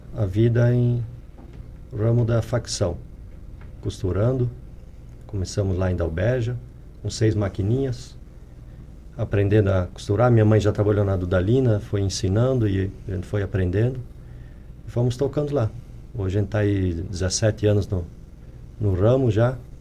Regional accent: Presidente Getúlio, Santa Catarina, Brazil; Nasci, criei ali no Ribeirão Tucano

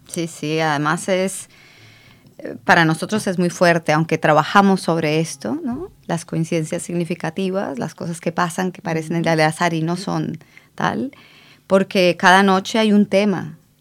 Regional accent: Colombia; now in Barcelona, Spain; yo soy colombiana

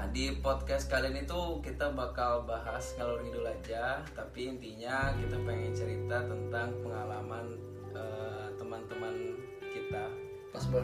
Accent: Kalimantan, Indonesia; also born or lived in Bandung; now in Germany; asal dari Kalimantan kuliah lama di Bandung nggak lama banget tapi staynya lama di Bandung terus lanjut ke Jerman ambil Ausbildung

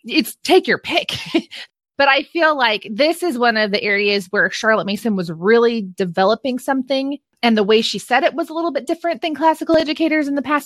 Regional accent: California, United States; being born and raised in California

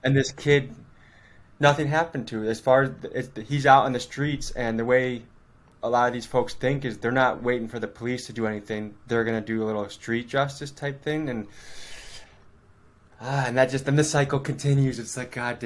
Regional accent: Crystal Lake, Illinois, United States; moved away as an adult; also born or lived in Whitewater, Wisconsin; now in Milwaukee, United States; I grew up in Crystal Lake, Illinois

